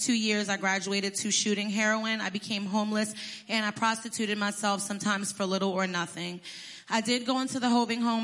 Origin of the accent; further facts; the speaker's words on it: Passaic, New Jersey, United States; I was born in Passaic, New Jersey. I was raised by my mom and my stepdad.